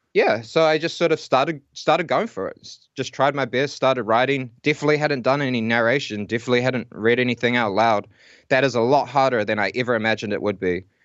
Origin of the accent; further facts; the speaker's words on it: Whanganui, Manawatū-Whanganui, New Zealand; moved away as an adult; also born or lived in Auckland; now in Lower Hutt, New Zealand; I'm actually originally from Whanganui